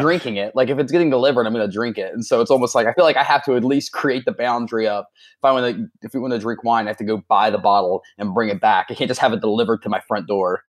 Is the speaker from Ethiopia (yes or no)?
no; Southern Ohio, United States; also born or lived in Florida; I was born in Southern Ohio